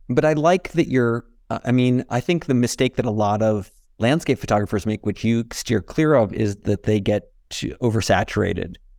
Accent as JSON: {"language": "English", "region": "California", "country": "United States", "moved": "yes", "lives_now": "Santa Fe, United States", "said": "as a Californian"}